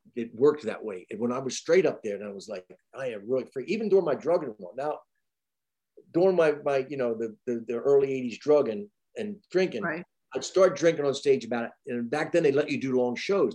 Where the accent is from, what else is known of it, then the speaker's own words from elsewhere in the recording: across from Wilmington, Delaware, New Jersey, United States; also born or lived in Pennsylvania / Van Nuys, Los Angeles; now in Asheville, United States; My hometown was a huge chemical factory, DuPont, and um, right across from Wilmington, Delaware.